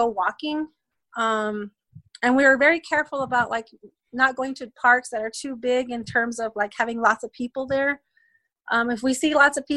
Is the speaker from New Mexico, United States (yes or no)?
yes; Cochiti, New Mexico, United States; also born or lived in California; So I was born in California. At about the age of 2 or 3, we moved back to Cochiti. And that's essentially where I was raised from that age